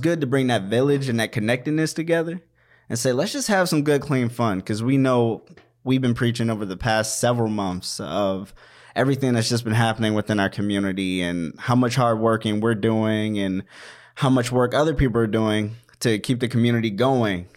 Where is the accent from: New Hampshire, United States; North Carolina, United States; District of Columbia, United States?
District of Columbia, United States; Washington; also born or lived in Maryland; now in Minnesota, United States; I was born in Washington, D C. I grew up in Washington, D C, in Maryland